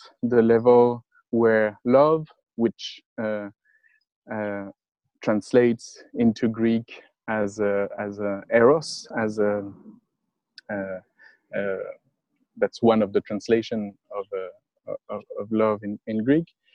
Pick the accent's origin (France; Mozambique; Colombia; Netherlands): France; accent: French; English is a second language; I was teaching French, as my accent is indicating